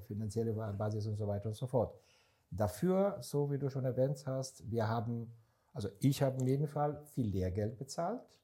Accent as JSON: {"language": "German", "country": "Israel", "moved": "yes", "lives_now": "Germany", "said": "Ich bin seit Ende 94, 95 in Deutschland, komme ich ursprünglich aus Israel"}